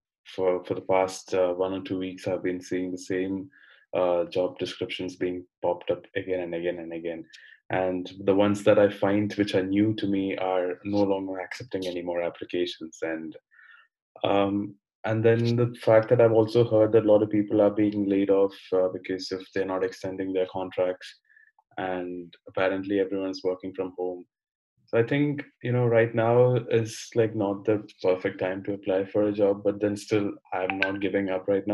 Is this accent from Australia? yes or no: no; Kerala, India; moved away as an adult; now in Amsterdam, Netherlands; I am from India. I come from the state called Kerala. And I've moved to Amsterdam a few months back.